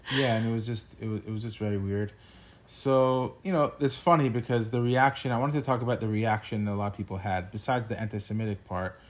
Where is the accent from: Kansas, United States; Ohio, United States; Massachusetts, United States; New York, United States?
New York, United States; New Yorker, United States; as a New Yorker